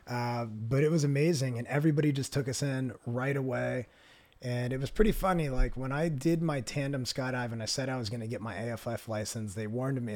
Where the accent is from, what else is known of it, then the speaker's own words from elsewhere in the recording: suburbs of Philadelphia, Pennsylvania, United States; now in Southern California, United States; I grew up about, uh, half an hour south of Philadelphia in the suburbs of Philadelphia, which is right on the border of Pennsylvania and Delaware